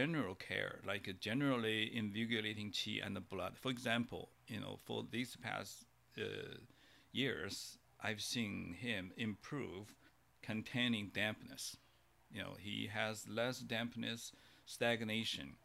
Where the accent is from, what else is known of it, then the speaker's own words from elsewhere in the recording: China; moved away; when I grew up in China